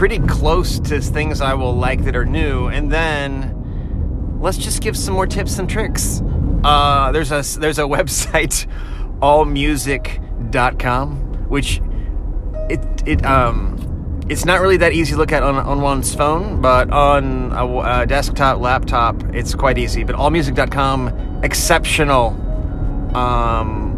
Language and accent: English; Virginia Beach, Virginia, United States; now in Nashville, United States; I grew up in Virginia Beach, Virginia